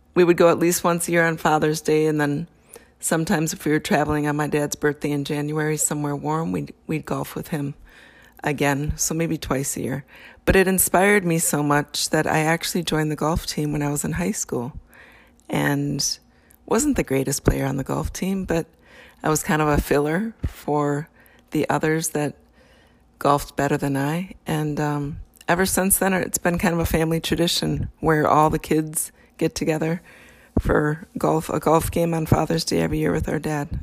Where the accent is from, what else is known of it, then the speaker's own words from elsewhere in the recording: Wisconsin, United States; I grew up in Wisconsin where it's snowy